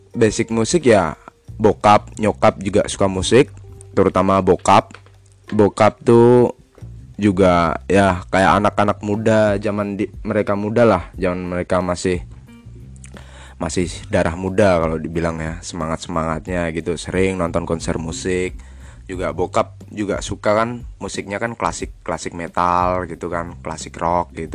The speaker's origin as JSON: {"language": "Indonesian", "town": "Klaten", "region": "Central Java", "country": "Indonesia", "said": "uh, ya aku dari aslinya dari Klaten, Jawa Tengah ya deket lah kalau sama Benarifo Benarifo kan di Seragen tapi lebih pelosok tempatnya dia"}